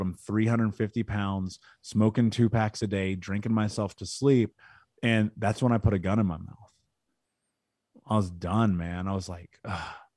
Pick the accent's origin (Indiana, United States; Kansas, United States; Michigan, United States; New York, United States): Indiana, United States; Indianapolis; I grew up in Indianapolis.